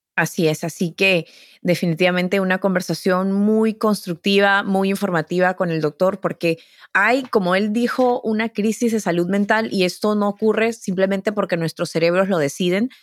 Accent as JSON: {"language": "Spanish", "country": "Peru", "moved": "yes", "lives_now": "United States", "said": "Yo vengo de Perú"}